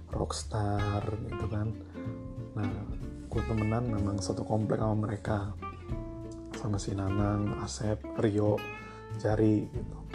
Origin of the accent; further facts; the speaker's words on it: Bekasi, West Java, Indonesia; also born or lived in Jakarta; gue dari kecil gue ini anak luar planet gue planet Bekasi tumbuh besar di Bekasi walaupun gue lahir di Jakarta